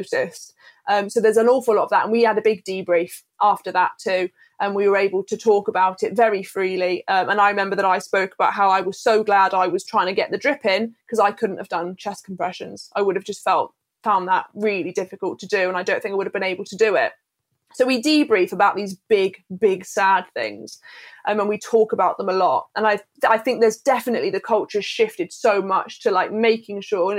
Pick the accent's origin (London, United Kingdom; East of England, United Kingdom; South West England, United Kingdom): South West England, United Kingdom; Bristol; now in Manchester, United Kingdom; I'm originally from Bristol, but I now live in Manchester